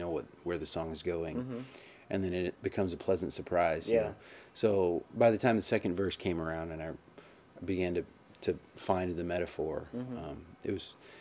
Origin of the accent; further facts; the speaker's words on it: Florida, United States; I grew up in Florida